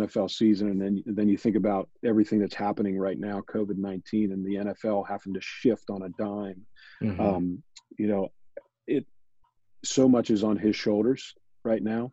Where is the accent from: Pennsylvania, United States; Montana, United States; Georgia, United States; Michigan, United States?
Pennsylvania, United States; Pittsburgh; born and raised in Pittsburgh